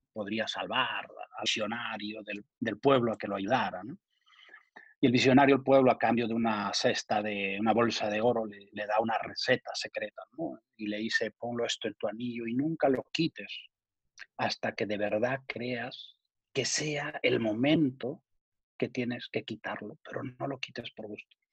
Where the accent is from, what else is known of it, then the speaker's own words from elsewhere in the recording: Ayacucho, Peru; moved away; he hecho un patronato en Perú para ayudar a mi tierra y a Cucho